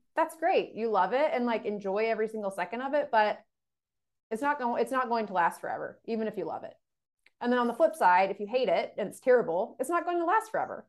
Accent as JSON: {"language": "English", "town": "Dallas", "region": "Texas", "country": "United States", "also_born_or_lived": "Indiana", "moved": "as an adult", "said": "I'm from the Dallas area"}